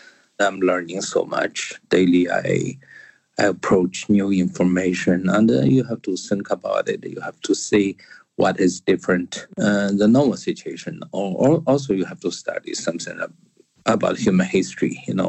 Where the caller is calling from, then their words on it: Cambridge, East of England, United Kingdom; English is a second language; I'm calling in from Cambridge in England. I was in Rome during this coronavirus situation around the middle of February.